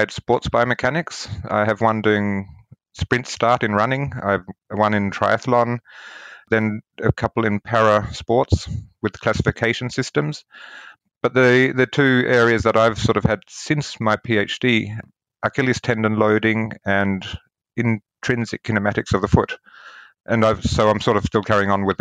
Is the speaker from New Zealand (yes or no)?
yes; New Zealand; I grew up in New Zealand, and I was very close to both the beaches